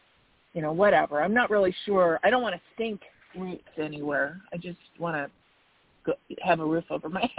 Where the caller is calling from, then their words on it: Arizona, United States; I'm …, and I'm from Arizona.